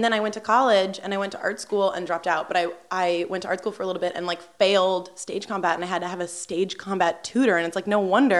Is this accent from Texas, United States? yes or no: no; Cranbury, New Jersey, United States; In New Jersey, in Cranberry.